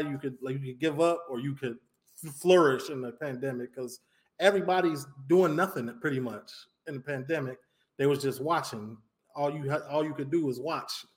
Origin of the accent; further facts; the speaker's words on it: Chicago, Illinois, United States; moved away as an adult; now in Miami, United States; I'm from the north side of Chicago, uh, Rogers Park, Evanston area. I lived right on the borderline. Uh, grew up there, went to high school in Skokie